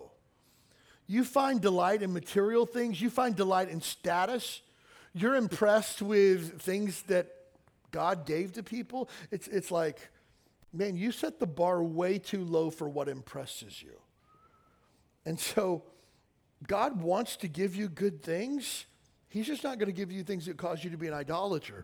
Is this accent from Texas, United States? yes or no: no; Kentucky, United States; I grew up in Kentucky in a small town